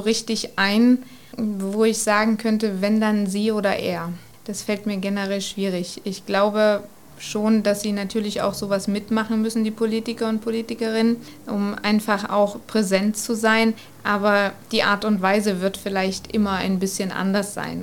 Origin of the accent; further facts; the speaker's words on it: Germany; als Deutsche